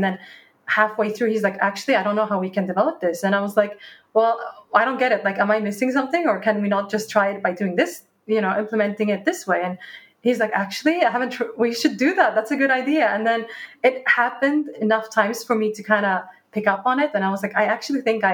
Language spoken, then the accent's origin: English; Norrköping, Östergötland, Sweden; moved away as an adult; also born or lived in Dubai / London; I was born in Dubai, and then I was raised in Sweden in a small town called Norrköping.